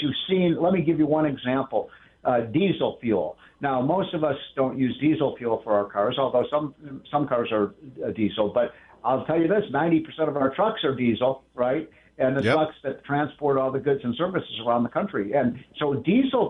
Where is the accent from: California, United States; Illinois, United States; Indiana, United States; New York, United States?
Illinois, United States; Chicago; now in Washington, United States; I'm from Chicago